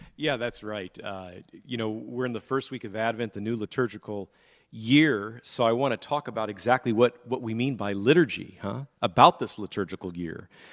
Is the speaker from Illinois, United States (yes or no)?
no; Modesto, California, United States; moved away; I'm here this, this week in my hometown of Modesto, California